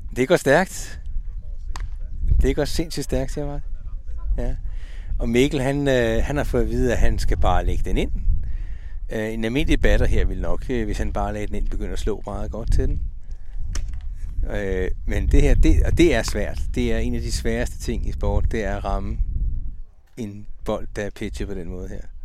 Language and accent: Danish; Ølstykke, Capital Region of Denmark, Denmark; hjemme i Ølstykke